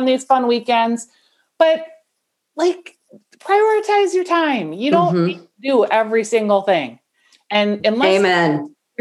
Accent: Bloomington, Minnesota, United States; also born or lived in St. Paul; now in Golden Valley, United States; I grew up in Bloomington, but then at 18, I left home and I've lived in the city the whole

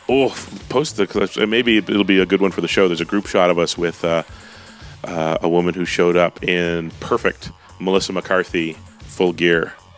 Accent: Calgary, Alberta, Canada; moved away; I grew up in Calgary, so the family's here

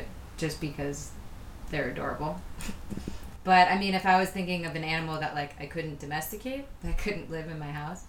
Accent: Boston, Massachusetts, United States; moved away as an adult; now in Chile; I'm from Boston, so it's freezing in the winter

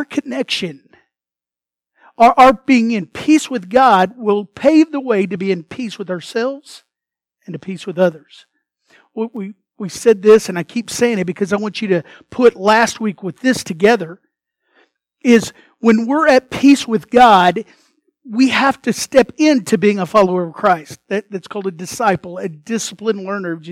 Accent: United States; first language English; I was born in America

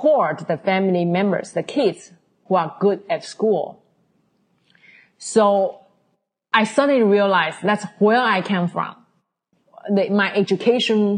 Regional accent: Taiwan; now in New York, United States; I come from Taiwan. Most of Chinese know that even in Taiwan, we had, the way I was brought up, we had an even more traditional Chinese upbringing

